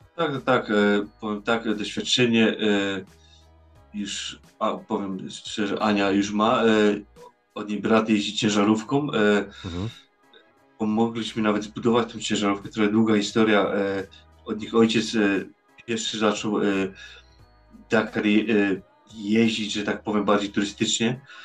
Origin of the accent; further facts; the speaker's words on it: Poland; now in Netherlands; ja jestem Polakiem